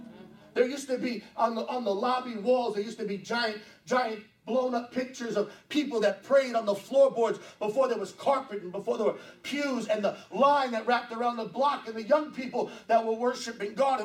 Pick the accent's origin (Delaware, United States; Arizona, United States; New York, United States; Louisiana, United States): New York, United States; I'm born and raised in New York